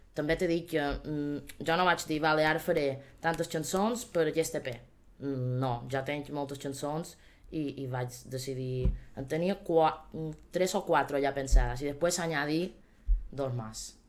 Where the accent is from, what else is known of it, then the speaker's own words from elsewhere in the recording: Manacor, Balearic Islands, Spain; som de Manacor, important que som de Manacor